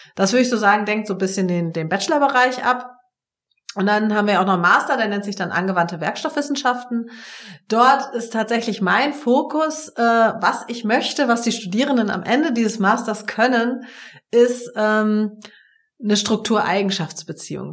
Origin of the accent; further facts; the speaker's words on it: Lübeck, Schleswig-Holstein, Germany; komme ja sozusagen dazwischen her, nämlich gebürtig aus Lübeck.